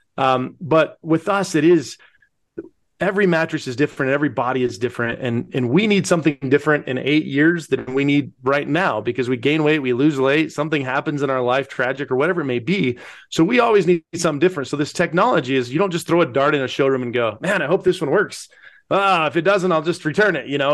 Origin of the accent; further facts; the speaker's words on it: Pueblo, Colorado, United States; we are, uh, born and raised in Pueblo, Colorado, the, uh, most amazing city on earth.